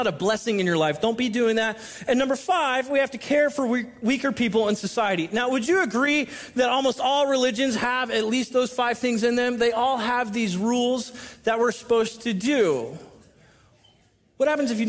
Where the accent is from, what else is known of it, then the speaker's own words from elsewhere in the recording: Southern California, United States; now in Washington, United States; I'm from Southern California